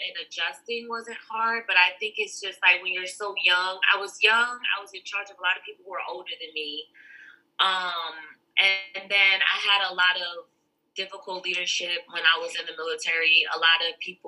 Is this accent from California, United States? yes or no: no; Jersey City, New Jersey, United States; now in Warner Robins, United States; I am from Jersey City, New Jersey. So I am from up north.